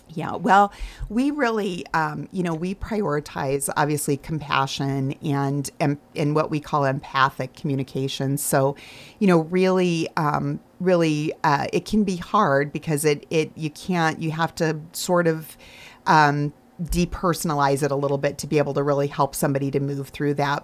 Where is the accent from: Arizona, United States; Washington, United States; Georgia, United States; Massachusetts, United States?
Arizona, United States; moved away as an adult; also born or lived in Michigan; I grew up in Arizona so I was a long way from home